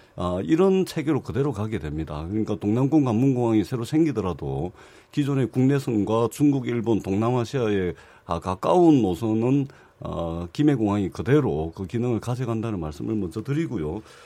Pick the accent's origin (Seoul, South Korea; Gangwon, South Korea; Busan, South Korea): Busan, South Korea; 부산 출신